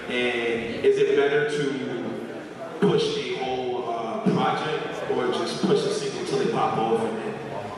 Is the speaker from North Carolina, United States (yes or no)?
no; New York City, New York, United States; moved away as an adult; now in Buffalo, United States; I'm from Queens, New York.